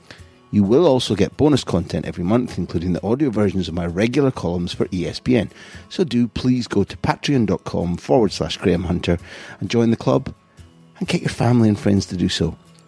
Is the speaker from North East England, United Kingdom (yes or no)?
no; Scotland, United Kingdom; even though I'm a Scot, I think England were done a huge misjustice